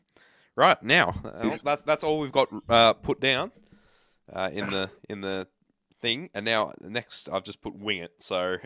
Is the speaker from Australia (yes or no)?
yes; Australia; I'm Australian? It's not like I'm English.